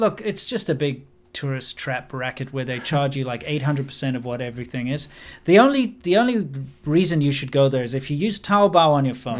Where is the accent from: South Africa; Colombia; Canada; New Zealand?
South Africa; moved away as an adult; also born or lived in China; I am a South African